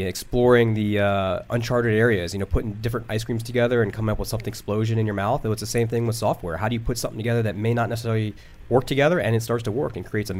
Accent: Northern Virginia, United States; also born or lived in Philadelphia, Pennsylvania; I was born in Philly, but born and raised in Northern Virginia.

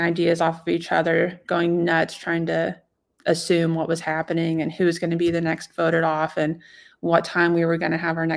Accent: Martinsville, Indiana, United States; I'm from Martinsville, so I know like woodland territory

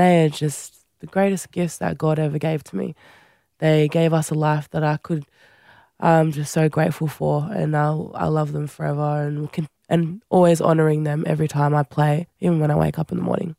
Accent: Central Coast, New South Wales, Australia; also born or lived in Fiji; I grew up on the Central Coast, my brother

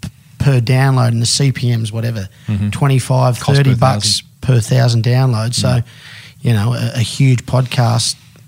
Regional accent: Australia; You know, we use Omni only because we're Australian.

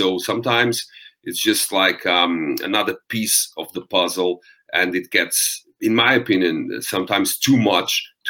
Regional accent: Portugal; accent: Eastern-like Russian, Romanian; English is a second language; I'm not a native English speaking person. So I have this, even though I'm from Portugal, I have this Eastern-like Russian, Romanian accent

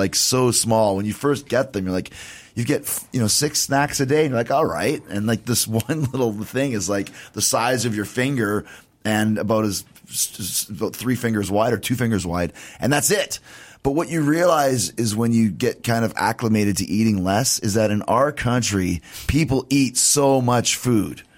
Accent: Winnipeg, Manitoba, Canada; moved away; I grew up in Winnipeg

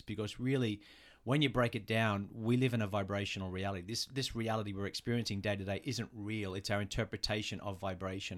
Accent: Australia; moved away as an adult; also born or lived in New York; now in Los Angeles, United States; we're from Australia

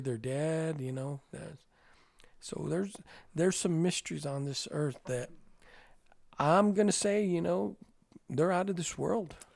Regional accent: New Mexico, United States

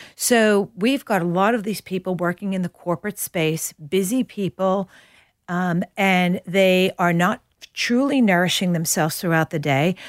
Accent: New York, United States; moved away as an adult; now in Australia; I'm a New Yorker

